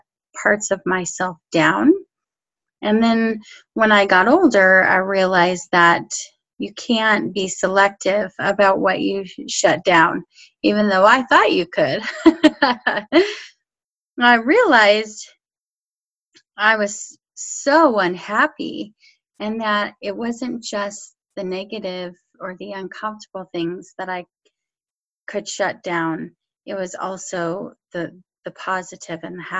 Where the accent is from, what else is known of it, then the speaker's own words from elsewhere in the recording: Colorado, United States; I grew up in Colorado.